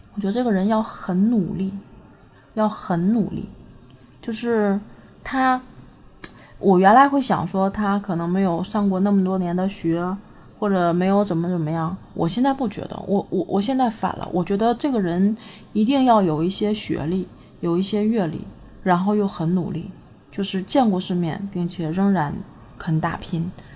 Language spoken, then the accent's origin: Chinese; Northeast China, China; 我是一个东北人